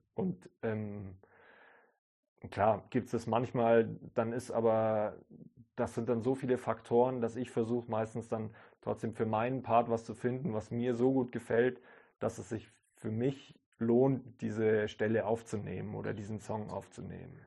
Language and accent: German; Kaufbeuren, Bavaria, Germany; da, wo ich aufgewachsen bin, in Kaufbeuren